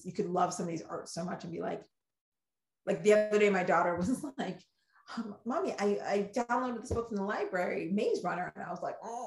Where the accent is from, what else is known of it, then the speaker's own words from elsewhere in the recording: Ghana; accent: Ghanaian; I get my Ghanaian accent quick